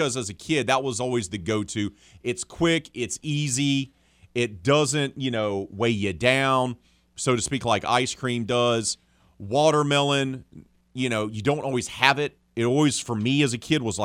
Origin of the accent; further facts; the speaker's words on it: the South, United States; growing up in the South